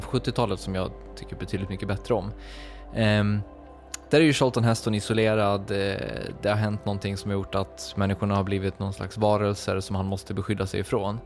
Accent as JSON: {"language": "Swedish", "region": "Dalarna County", "country": "Sweden", "tie": "born or raised there", "moved": "yes", "said": "min uppväxt i Dalarna"}